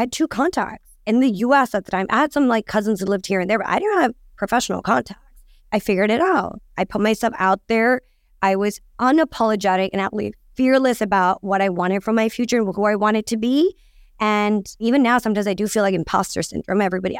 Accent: London, United Kingdom; so I grew up in London and I lived very close to Vogue House in London, Hanover Square. And honestly, I'm South Asian.

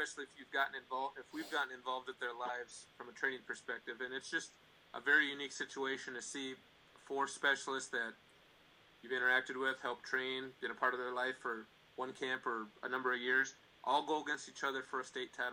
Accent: Minnesota, United States; I'm from Minnesota.

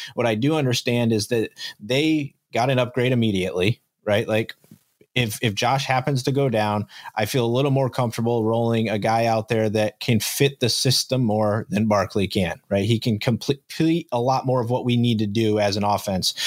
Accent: Fillmore, United States; I grew up in Fillmore

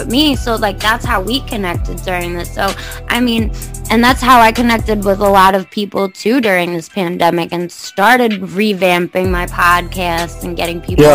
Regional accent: Long Island, New York, United States; I'm from New York, I mean, ain't nothing good out here really, but the city. I'm on Long Island

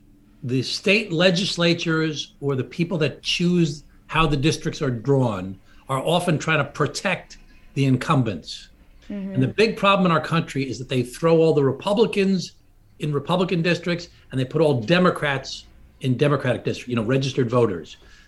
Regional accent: Glen Cove, New York, United States; I grew up in Glen Cove, Long Island. That's my hometown.

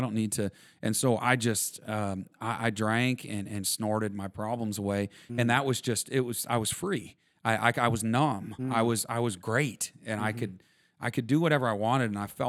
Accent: Vermont, United States; Yeah, I grew up in Vermont and on a dairy farm

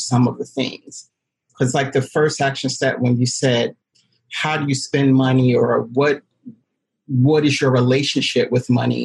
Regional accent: New York City, New York, United States; now in Detroit, United States; I am from Brooklyn, New York, but I live in Detroit, Michigan

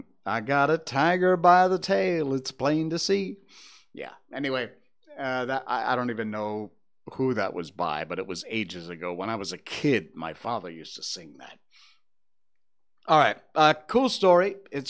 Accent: Connecticut, United States; moved away as an adult; I came from Connecticut in the U.S.

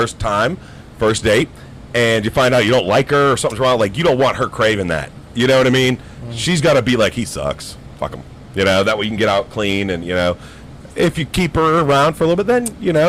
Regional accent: Youngstown, Ohio, United States; now in Pittsburgh, United States; I'm from Youngstown, Ohio area. Y-town is my town. You're not wrong there, too. I am in the outskirts.

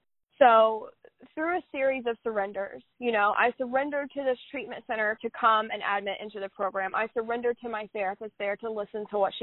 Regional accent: Southern United States, United States; I'm from the Bible Belt. I was taught that, like, Jesus is always in the room, right?

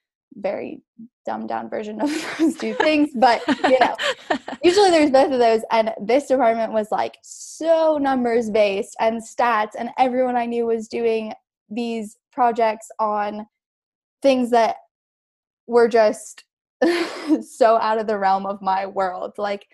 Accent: California, United States; Yes. Yes. I grew up in California.

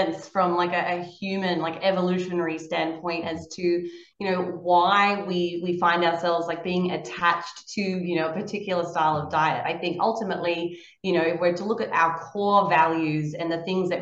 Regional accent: Australia; growing up in Australia, you don't really have a whole lot of opportunities

